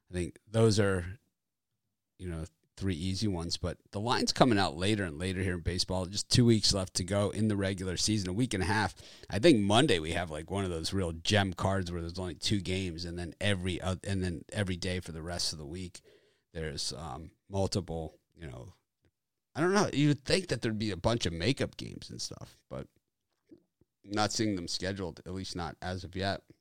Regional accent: Edmonton, Alberta, Canada; I, I grew up in Edmonton

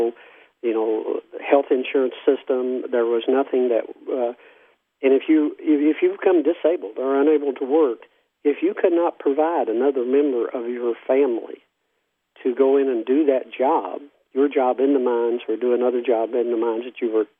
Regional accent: Mingo County, West Virginia, United States; also born or lived in Logan, West Virginia; now in Prichard, United States; I was born in Mingo County.

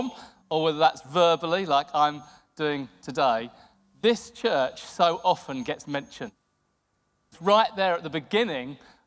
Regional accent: Hastings, South East England, United Kingdom; also born or lived in Guestling / Pett / Rye / St Leonards; It's our hometown. We grew up here

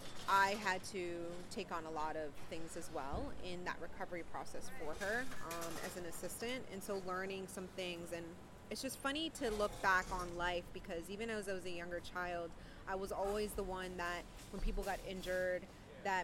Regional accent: California, United States; now in Pennsylvania, United States; I grew up mostly in California.

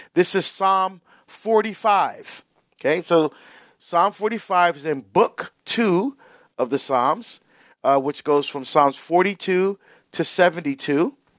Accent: New Jersey, United States; when I grew up in Jersey

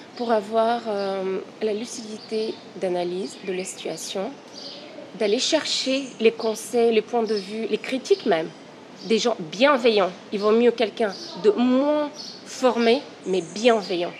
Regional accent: Bulgaria; now in Paris, France; je suis une Parisienne d'origine bulgare

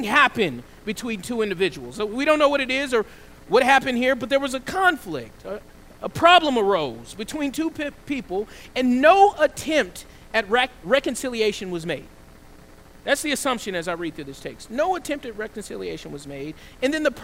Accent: the South, United States; I grew up in the South

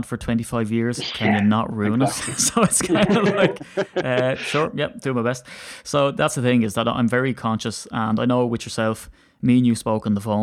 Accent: Ireland; as an Irishman

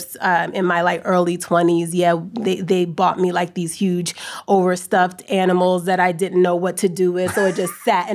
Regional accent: East Coast, United States; moved away; we're both from out of town. We're both actually from the East Coast.

